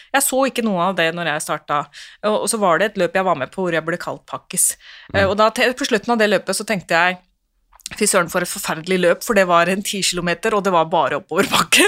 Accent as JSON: {"language": "Norwegian", "region": "Oslo", "country": "Norway", "tie": "born or raised there", "said": "Jeg vokste jo opp på Romsås"}